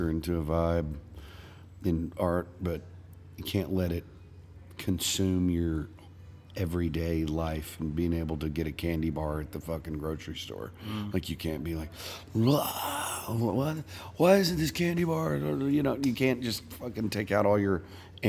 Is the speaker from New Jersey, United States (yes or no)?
no; Tyler, Texas, United States; In Tyler, Texas, my hometown